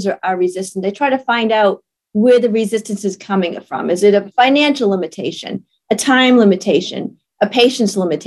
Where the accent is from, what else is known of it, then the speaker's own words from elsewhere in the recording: Maine, United States; now in South Carolina, United States; I grew up in Maine